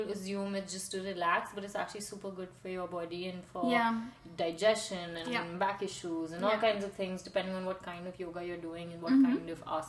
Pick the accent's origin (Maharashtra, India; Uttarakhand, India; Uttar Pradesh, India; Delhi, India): Uttarakhand, India; Dehradun; moved away as an adult; now in Paris, France; I am from India, from this town in the foothills of the Himalayas called Dehradun